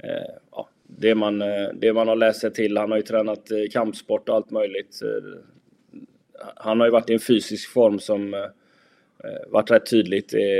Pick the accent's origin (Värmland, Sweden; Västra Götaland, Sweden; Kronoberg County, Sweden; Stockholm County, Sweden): Västra Götaland, Sweden; Gothenburg; jag är ju från Göteborg från början och jag jobbade i Frölunda.